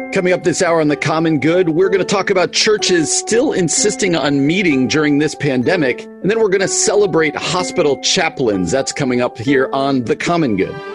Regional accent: East Coast, United States; I grew up on the East Coast

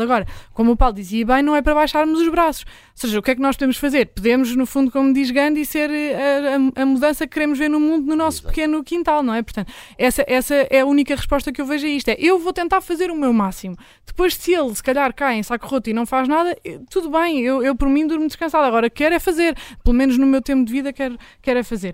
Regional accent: Lisbon, Portugal; eu que nasci e cresci em Lisboa

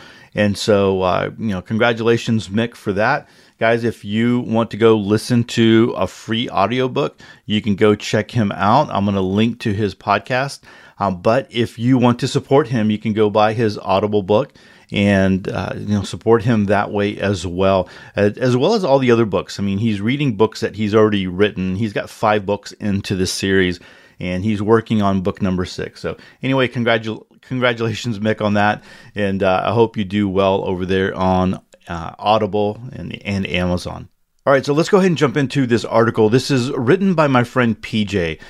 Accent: Upper Midwest, United States; relocate back to my home state in the upper Midwest

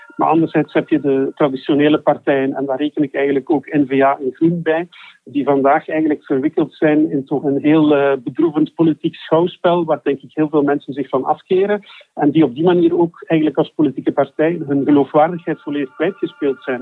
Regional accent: Flanders, Belgium; Wij voelen ons Vlamingen, wij zijn Vlamingen

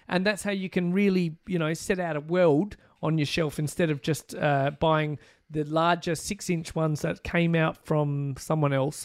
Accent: Australia; being Australian

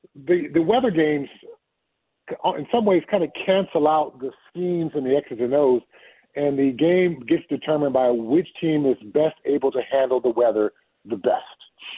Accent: California, United States; also born or lived in Colorado; I'm from Southern California. You know, I know I played football in Colorado, but I'm a SoCal guy.

